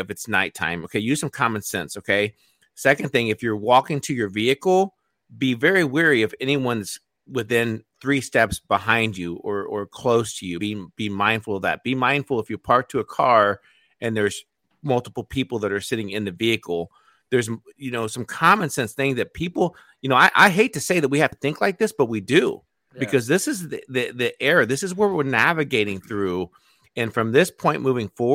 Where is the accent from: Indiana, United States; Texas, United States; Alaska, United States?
Indiana, United States; also born or lived in Arizona; my home state of Indiana